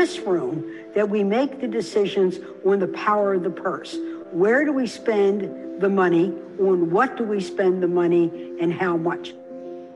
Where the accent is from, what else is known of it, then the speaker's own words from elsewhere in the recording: Baltimore, Maryland, United States; I was born in Baltimore. I grew up in Highland Town.